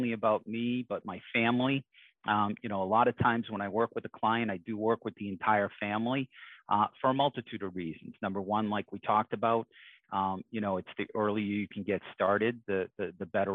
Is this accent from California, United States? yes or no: no; Boston, Massachusetts, United States; I grew up in Dorchester, Mattapan.